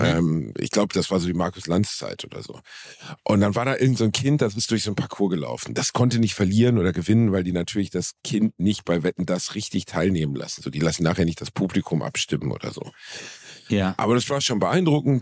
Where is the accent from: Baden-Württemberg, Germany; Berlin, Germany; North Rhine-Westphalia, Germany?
North Rhine-Westphalia, Germany; Gelsenkirchen; Ich habe gestern Abend in meiner Heimatstadt Gelsenkirchen im Musiktheater gespielt